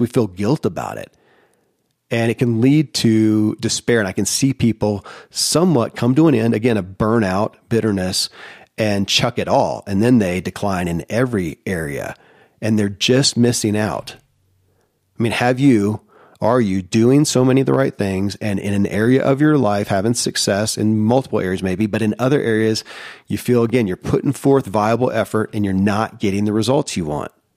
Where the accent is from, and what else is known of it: Kentucky, United States; born or raised there